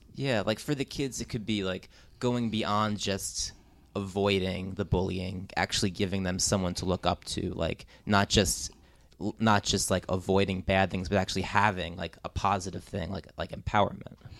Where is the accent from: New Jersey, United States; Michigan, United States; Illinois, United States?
New Jersey, United States; I'm from New Jersey